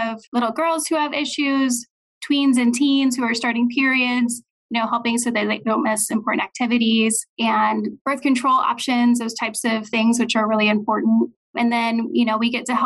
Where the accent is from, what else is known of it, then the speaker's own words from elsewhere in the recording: Olathe, Kansas, United States; also born or lived in St. Louis, Missouri; I am from the Kansas City area. I grew up in Olathe